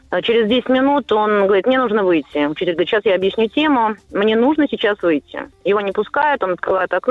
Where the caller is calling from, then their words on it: Saint Petersburg, Russia; я из Санкт-Петербурга.